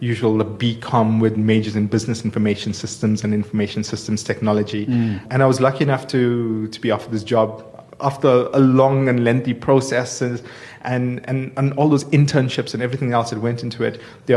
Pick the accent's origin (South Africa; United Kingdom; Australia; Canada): South Africa; Durban, KwaZulu-Natal; now in Johannesburg, South Africa; I grew up in Durban in an area called Clare Estate.